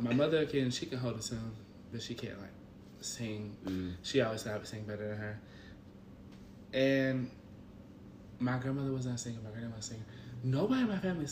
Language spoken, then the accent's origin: English; Memphis, Tennessee, United States; I'm from Memphis.